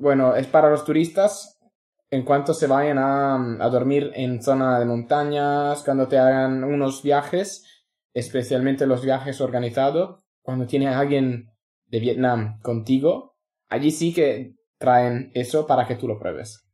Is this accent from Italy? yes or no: yes; Italy; Spanish is a second language; moved away as an adult; also born or lived in London / Australia; now in Spain; soy italiano, he trabajado en Londres, en Australia